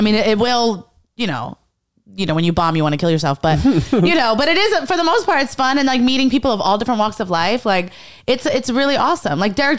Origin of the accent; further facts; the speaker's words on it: New York City, New York, United States; I'm from Lower East Side. Okay. I'm from like born and raised.